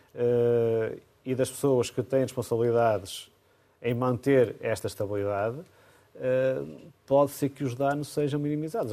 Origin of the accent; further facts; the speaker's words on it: Amarante, Norte, Portugal; É a minha terra, a terra onde eu nasci